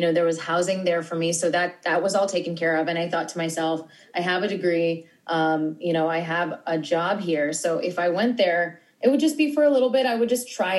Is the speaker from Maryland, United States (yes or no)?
no; New York, United States; I'm born and raised in New York.